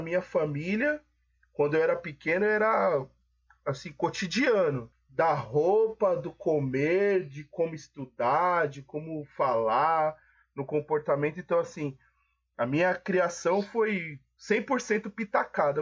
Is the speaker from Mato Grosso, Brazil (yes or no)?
no; São Paulo, Brazil; minha família é baiana, né? Eu nasci aqui em São Paulo